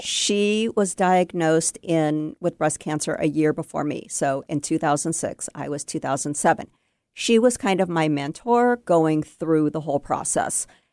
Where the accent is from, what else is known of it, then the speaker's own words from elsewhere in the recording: Bellevue, Washington, United States; I grew up in Bellevue and I have not gone far